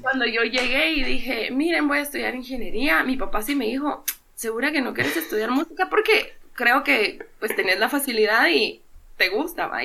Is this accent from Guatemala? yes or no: yes; Guatemala; soy músico guatemalteco